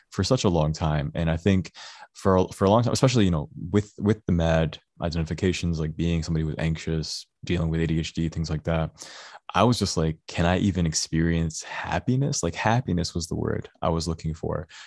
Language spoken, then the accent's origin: English; Dearborn, Michigan, United States; I grew up in Dearborn